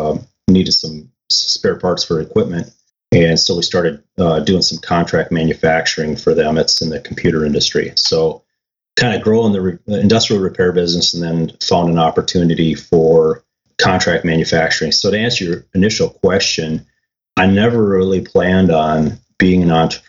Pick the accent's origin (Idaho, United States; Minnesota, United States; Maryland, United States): Minnesota, United States; moved away as an adult; also born or lived in San Diego, California / Florida; move back from San Diego to Minnesota